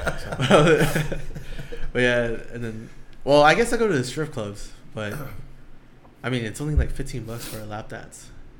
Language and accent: English; Long Beach, California, United States; I grew up in Long Beach.